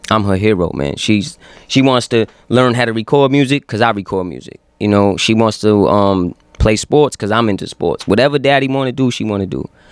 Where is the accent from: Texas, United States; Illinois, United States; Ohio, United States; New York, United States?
New York, United States; Yonkers; I'm from Yonkers, so when people ask me where I'm from, Yonkers is the first word out of my mouth